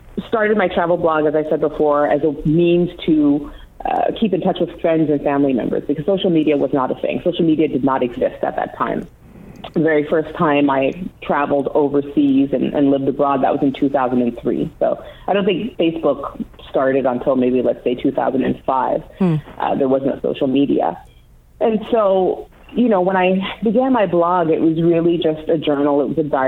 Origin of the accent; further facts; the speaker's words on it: Toronto, Ontario, Canada; I was born in Toronto, Canada, and I am the child of Jamaican immigrants